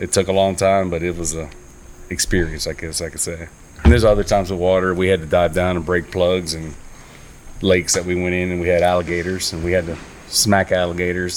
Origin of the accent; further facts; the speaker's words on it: Miami, Florida, United States; moved away as an adult; also born or lived in Naples, Florida; now in North Carolina, United States; I was born in Miami, Florida